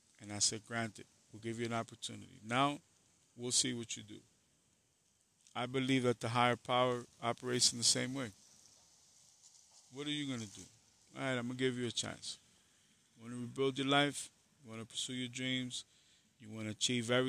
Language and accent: English; New York City, New York, United States; I am from the Bronx, but I went to school in Harlem. Even going to Harlem, as bad as it was a blessing for me, because where I came from was a war zone